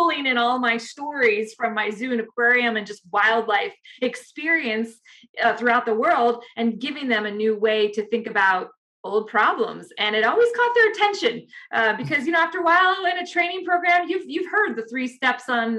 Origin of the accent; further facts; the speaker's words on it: Chicago, Illinois, United States; I grew up in Chicago, and I, you know, was the little girl that lived along the Great Lakes